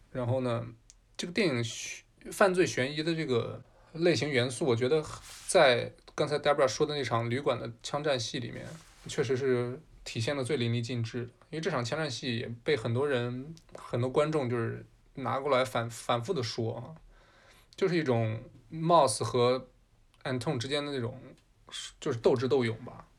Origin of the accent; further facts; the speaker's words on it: China; 身为中国人，咱们这个年纪二十多岁无法理解